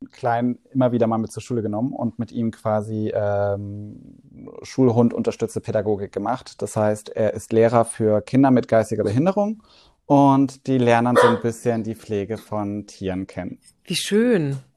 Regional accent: Hamburg, Germany; Ich bin …. Ähm, ich bin 33 Jahre alt. Ich komme aus Hamburg.

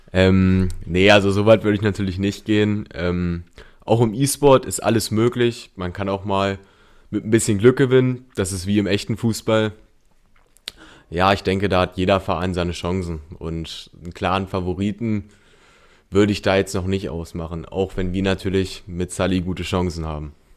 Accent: Bilshausen, Lower Saxony, Germany; ich komme aus Bilzhausen, ich bin 17 Jahre alt und derzeit besuche ich, besuche ich die 11. Klasse des Eichsfeld-Gymnasium in Duderstadt

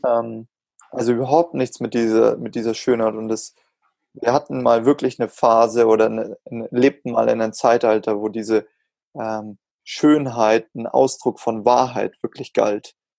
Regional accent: Augsburg, Bavaria, Germany; bei uns in Augsburg in der City Galerie

